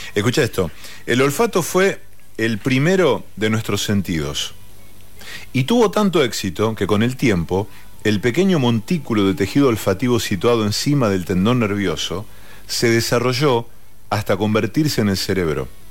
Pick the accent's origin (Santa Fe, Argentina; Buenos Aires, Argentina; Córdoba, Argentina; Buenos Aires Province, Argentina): Santa Fe, Argentina; Villa Cañás; moved away; yo nací en Villacañas, que es una localidad que está al sudeste de la provincia de San